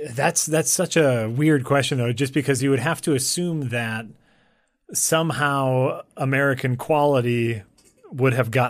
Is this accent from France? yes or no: no; United Kingdom; being you know growing up in the uh, in Britain, where where like we we're very open and free outwardly